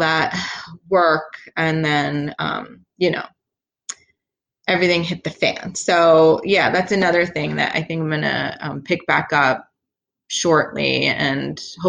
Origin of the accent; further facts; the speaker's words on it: Philadelphia, Pennsylvania, United States; now in Pittsburgh, United States; I'm from Philadelphia